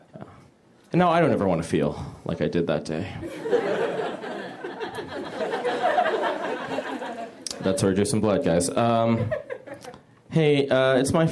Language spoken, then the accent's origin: English; San Francisco, California, United States; I am from the Bay Area, where we don't really have an entertainment industry